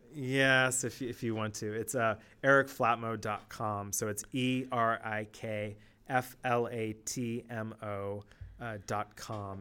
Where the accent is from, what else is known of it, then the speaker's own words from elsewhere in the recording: Palo Alto, California, United States; when I was growing up, I grew up in Palo Alto